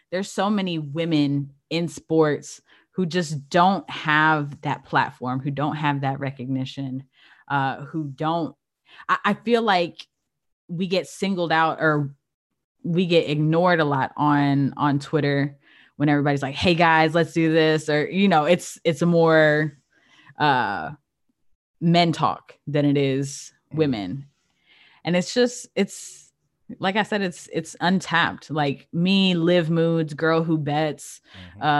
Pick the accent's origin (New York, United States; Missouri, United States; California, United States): California, United States; born there; I was born in Cali, so